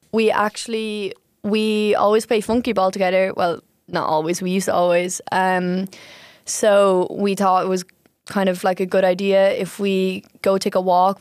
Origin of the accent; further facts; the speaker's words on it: Ireland; now in Utrecht, Netherlands; I'm from Ireland